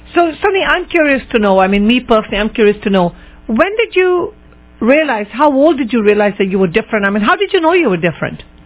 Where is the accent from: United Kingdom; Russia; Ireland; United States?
United Kingdom; England; in England, growing up